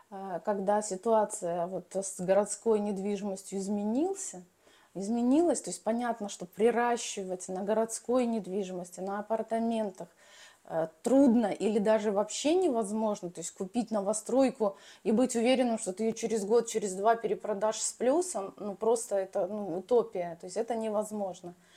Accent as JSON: {"language": "Russian", "country": "Belarus", "tie": "born or raised there", "moved": "as an adult", "lives_now": "Moscow, Russia", "said": "сама я родом из Беларуси"}